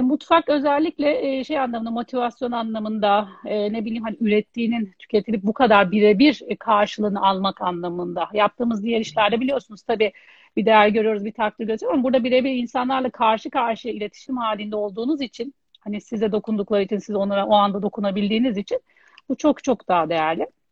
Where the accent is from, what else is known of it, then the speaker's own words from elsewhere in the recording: Istanbul, Turkey; ben e, 1980 İstanbul doğumluyum